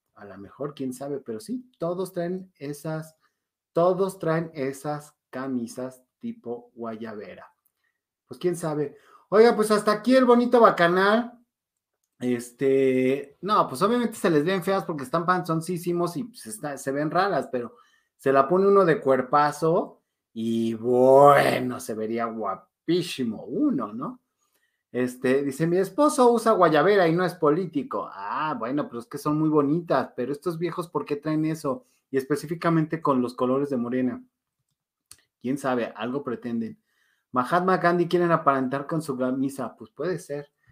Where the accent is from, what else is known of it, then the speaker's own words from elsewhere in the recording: Mexico; como buen mexicano